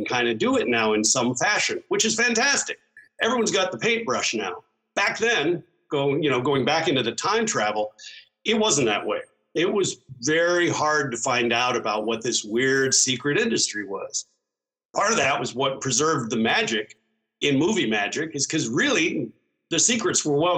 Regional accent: San Francisco, California, United States; I grew up in San Francisco.

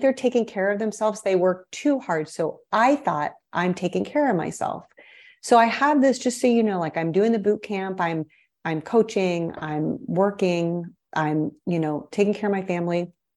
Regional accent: Midwest, United States; moved away as an adult; also born or lived in Brazil / Chicago / Miami Beach; I am a Midwesterner at heart. I was born and raised in the Midwest

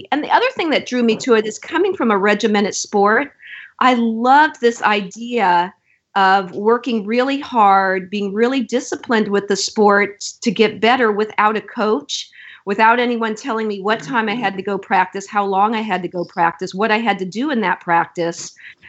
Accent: Florida, United States; And I came from Florida on a swimming scholarship.

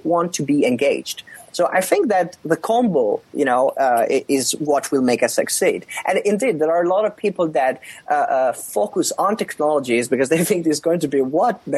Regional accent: Italy; now in Finland; I was born in South Europe, in Italy

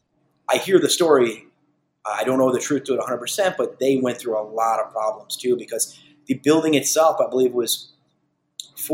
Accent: Huntington, New York, United States; we're born and raised in Huntington. We love Huntington

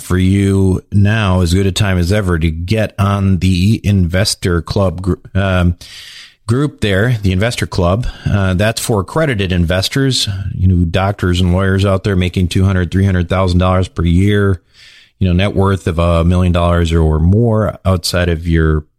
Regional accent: Minnesota, United States; I used to be a hockey player when I was growing up in Minnesota

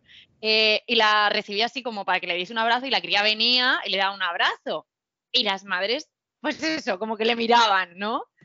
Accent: Region of Murcia, Spain

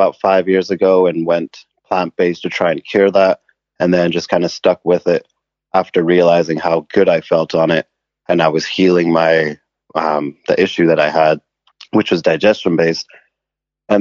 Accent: England, United Kingdom; moved away as an adult; also born or lived in Canada; now in Vancouver, Canada; I was born in Canada, but I grew up in England. And we moved back to Vancouver when I was 18

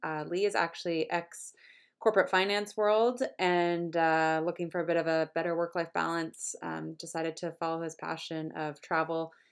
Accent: Canada; also born or lived in London; As a Canadian

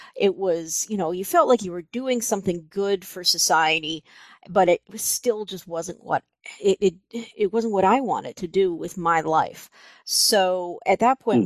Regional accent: Libertyville, Illinois, United States; moved away as an adult; also born or lived in Minnesota; I grew up outside Chicago in a little town called Libertyville

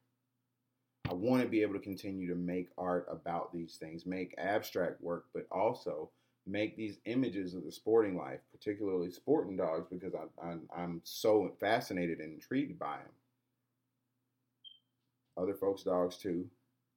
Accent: Atlanta, Georgia, United States; also born or lived in Riverdale, Georgia; Born and raised in the city of Atlanta, grew up in Greenbrier, born early childhood in Greenbrier. If anybody knows about Greenbrier, you get the idea. And I grew up in Riverdale, Georgia, which is the suburbs

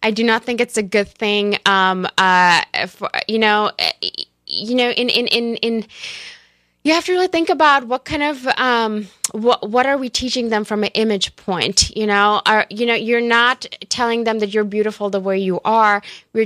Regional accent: India; moved away; growing up in India

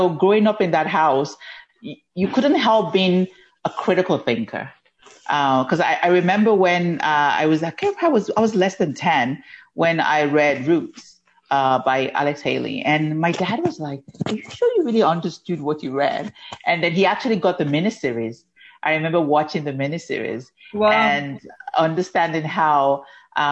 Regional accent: Ibadan, Oyo, Nigeria; now in Ontario, Canada; I was born in Ibadan, Nigeria, which is in southwest Nigeria.

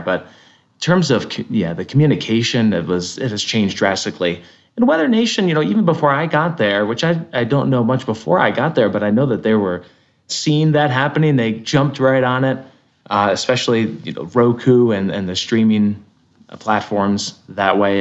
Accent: Connecticut, United States; moved away as an adult; also born or lived in Lyndonville, Vermont; where I grew up in Connecticut.

